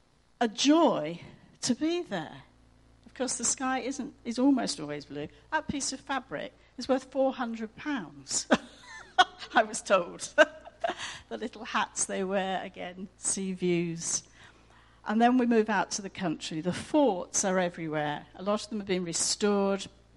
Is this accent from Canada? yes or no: no; Egypt; born there; also born or lived in Iran; I was born in Egypt and I was born again. I became a Christian living in Iran.